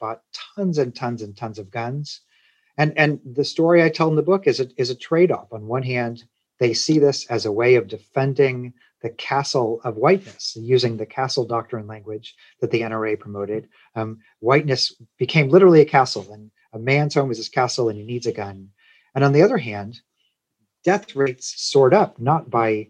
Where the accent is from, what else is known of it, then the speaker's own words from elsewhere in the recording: Kansas City, Missouri, United States; now in Tennessee, United States; I grew up in Kansas City, Missouri